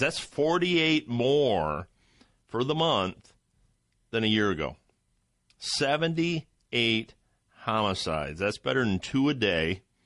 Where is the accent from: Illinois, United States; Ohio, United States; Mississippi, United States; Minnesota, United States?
Ohio, United States; I'm from Ohio